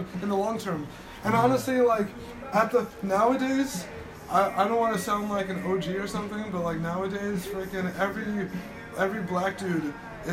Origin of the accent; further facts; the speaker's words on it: Teaneck, New Jersey, United States; moved away; also born or lived in Hackensack, New Jersey / Tampa, Florida; I grew up in New Jersey